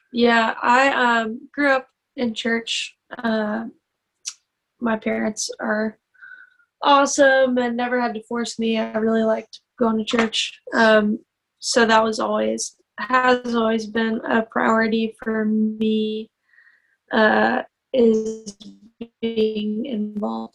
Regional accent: Muscle Shoals, Alabama, United States; I am um, originally from Muscle Shoals, Alabama. I grew up there

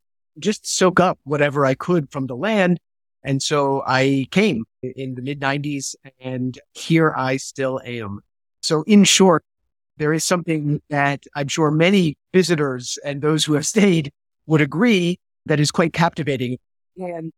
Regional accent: New Hampshire, United States; moved away as an adult; also born or lived in Boston; now in Jerusalem, Israel; I was born and raised in New Hampshire by two Jewish parents who were originally from New York

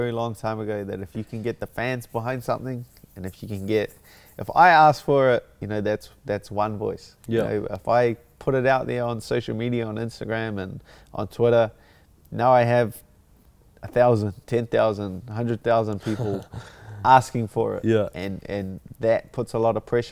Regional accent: Auckland, New Zealand; my hometown, my home country

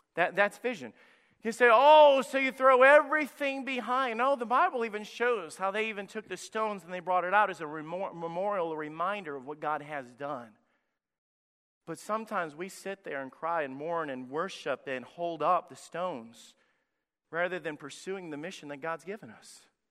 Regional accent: Priceville, Alabama, United States; moved away; My home church that I was in, Anchor Baptist Church in Priceville, Alabama, went from running over three hundred when I was a teenager and a young person there

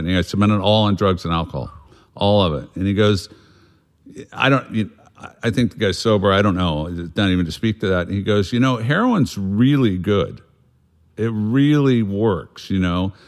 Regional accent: South Bay, Southern California, United States; we grew up in Southern California in the South Bay, as they call it, Palos Verdes, Redondo Beach, San Pedro, Wilmington, all these different spots

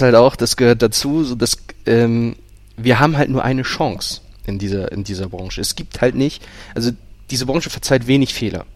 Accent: Lübeck, Schleswig-Holstein, Germany; moved away; ich komme ursprünglich aus Lübeck

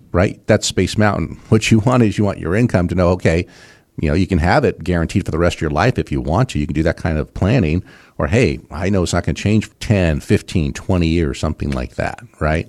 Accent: West Coast, United States; moved away; I grew up on the West Coast

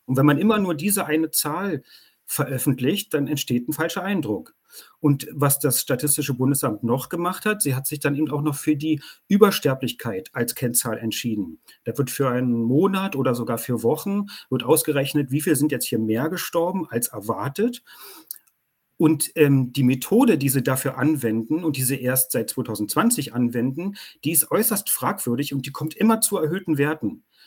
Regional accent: Germany; bei uns in Deutschland

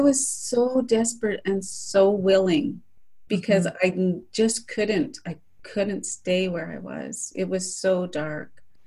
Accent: Saskatchewan, Canada; moved away; also born or lived in Calgary, Alberta; I have a lot of lot of friends in Saskatchewan where I grew up

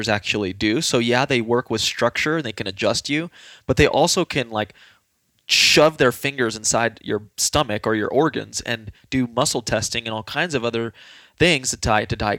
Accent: San Antonio, Texas, United States; moved away as an adult; now in Colorado, United States; I'm from San Antonio, Texas

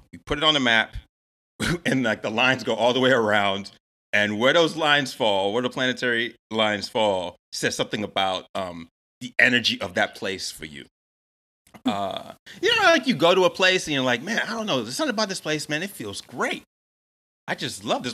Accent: Atlanta, Georgia, United States; moved away as an adult; now in Chicago, United States; I was born in Atlanta. I'm from Atlanta. That's where I grew up most of my life. And I moved to Chicago.

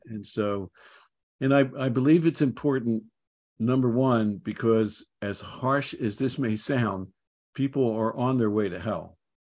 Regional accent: Philadelphia, Pennsylvania, United States; moved away as an adult; also born or lived in Dallas; I grew up in Philadelphia

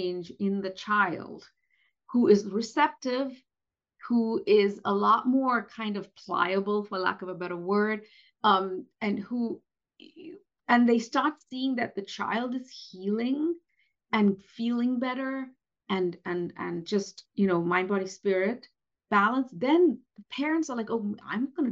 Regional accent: India; moved away; based on being Indian. you know, come from a community and from a country where colorism is very, very rampant

